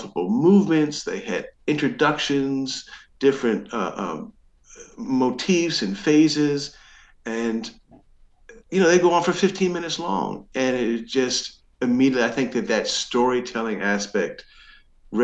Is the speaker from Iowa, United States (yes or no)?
no; New Jersey, United States; also born or lived in Baltimore; There really wasn't an Egyptian or Middle Eastern community nearby where we grew up in New Jersey.